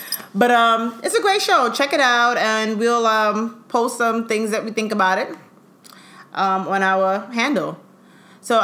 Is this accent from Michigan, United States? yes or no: no; Brooklyn, New York, United States; born in Brooklyn, Kings County.